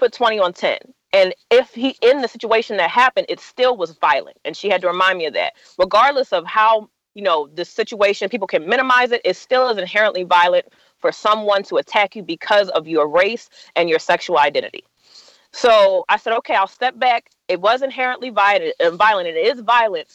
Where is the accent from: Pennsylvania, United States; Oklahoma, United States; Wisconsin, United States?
Pennsylvania, United States; Philadelphia; I'm from Philly.